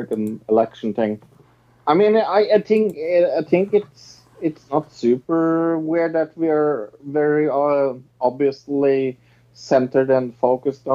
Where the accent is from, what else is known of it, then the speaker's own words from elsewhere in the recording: Norway; I'm from Norway